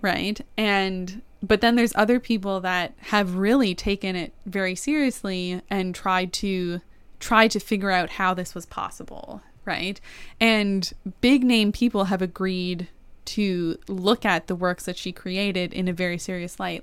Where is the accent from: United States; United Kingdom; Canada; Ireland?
Canada; I am a Canadian